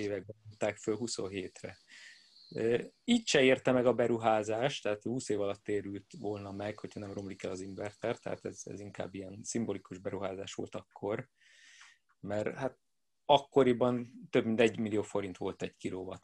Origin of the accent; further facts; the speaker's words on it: Budapest, Hungary; én budapesti vagyok